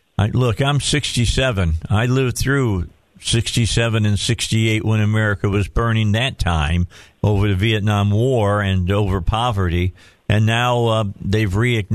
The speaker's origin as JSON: {"language": "English", "region": "Indiana", "country": "United States", "moved": "yes", "said": "I'm originally from Indiana."}